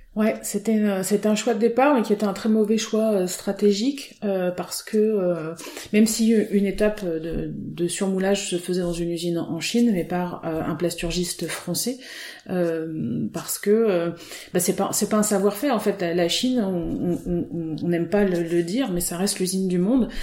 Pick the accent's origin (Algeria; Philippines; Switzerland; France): France; Auvergne-Rhône-Alpes; born or raised there; moved away as an adult; also born or lived in Côte d'Azur / Nantes / Rennes; now in Finistère, France